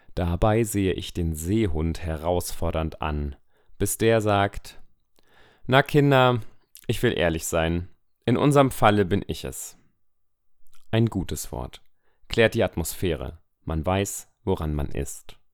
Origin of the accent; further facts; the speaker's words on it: Weimar, Thuringia, Germany; ich bin neunzehnhundertneunundachtzig in Weimar geboren.